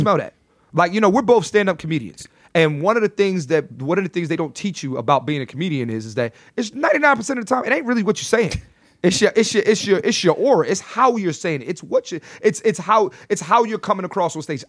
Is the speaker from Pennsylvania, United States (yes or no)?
yes; Philadelphia, Pennsylvania, United States; also born or lived in New York; I'm born and raised in Philly